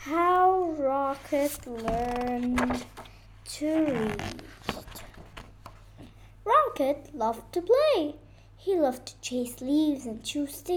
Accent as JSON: {"language": "English", "town": "Beirut", "region": "Beirut Governorate", "country": "Lebanon", "said": "I'm from Lebanon, Beirut"}